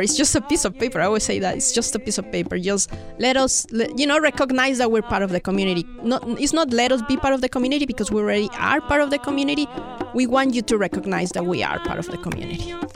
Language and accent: English; Mexico City, Mexico; moved away as an adult; now in United States; I'm from Mexico City